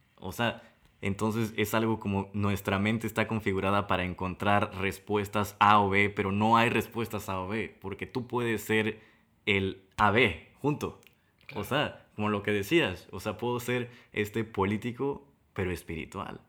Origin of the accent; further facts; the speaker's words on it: Tabasco, Mexico; de Tabasco